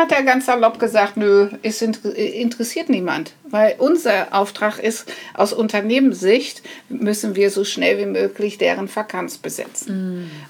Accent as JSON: {"language": "German", "country": "Netherlands", "lives_now": "Germany", "said": "Aber okay, ich, äh, ähm, ich bin eine Holländerin."}